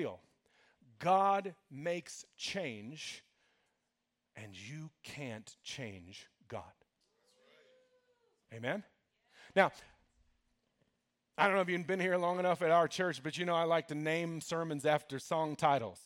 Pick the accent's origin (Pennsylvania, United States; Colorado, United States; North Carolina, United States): Colorado, United States; I'm from Colorado